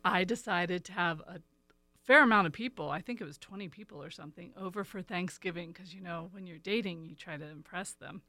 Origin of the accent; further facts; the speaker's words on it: East Coast, United States; moved away; I'm from the East Coast